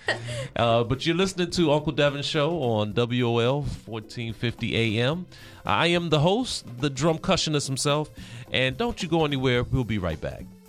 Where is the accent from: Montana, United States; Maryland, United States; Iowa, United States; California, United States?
Maryland, United States; Prince George's County; growing up in the Prince George's County area